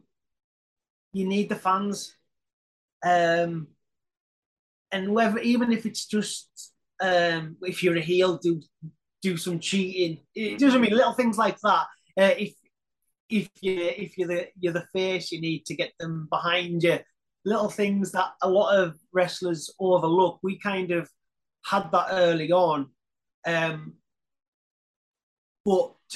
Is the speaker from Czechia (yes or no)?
no; Carlisle, North West England, United Kingdom; I'm from Carlisle